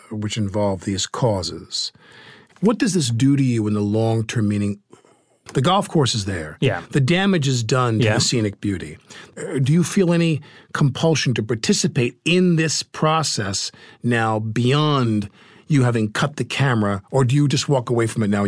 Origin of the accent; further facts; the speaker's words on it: United Kingdom; I'm terribly British when it comes to things like this.